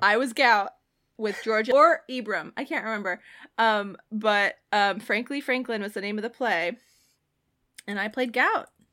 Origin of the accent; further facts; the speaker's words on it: Ireland; I'm Irish